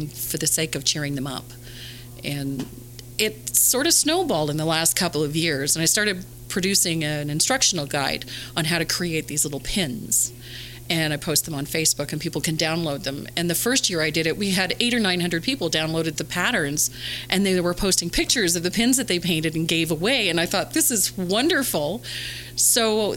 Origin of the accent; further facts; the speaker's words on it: Canada; Being Canadian, I'm not, we don't have a whole lot of Hispanics where I live